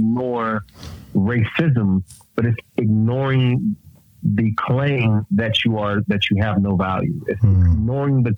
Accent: California, United States; moved away as an adult; also born or lived in Alabama; growing up in California

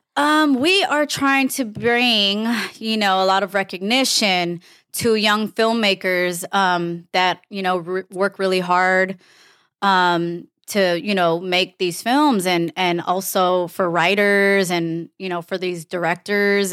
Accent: Los Angeles, California, United States; I am from Los Angeles, California

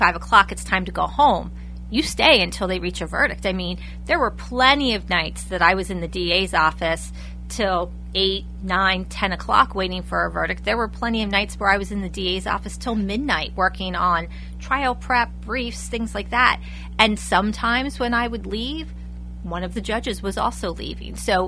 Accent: Lebanon County, Pennsylvania, United States; having been born and raised in Lebanon County

